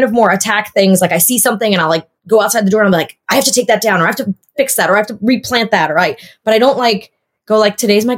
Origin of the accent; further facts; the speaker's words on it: Long Island, New York, United States; Long Island and the city when I was a teenager